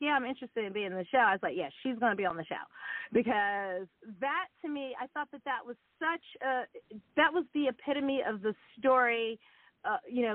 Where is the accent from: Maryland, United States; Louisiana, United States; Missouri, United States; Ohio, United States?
Maryland, United States; Montgomery County; moved away as an adult; also born or lived in Washington, D.C. / New York; I was born in D.C. and raised in, like, Montgomery County, Maryland.